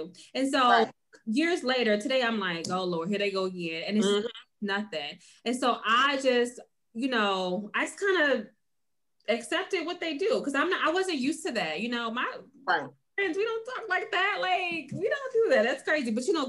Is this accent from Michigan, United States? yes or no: yes; Detroit, Michigan, United States; I'm from the D. I'm from Detroit, and we don't do this around these parts.